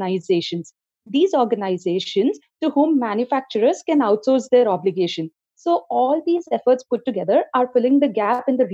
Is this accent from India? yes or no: yes; Hyderabad, Telangana, India; the state that I hail from, Telangana, in which I'm from Hyderabad city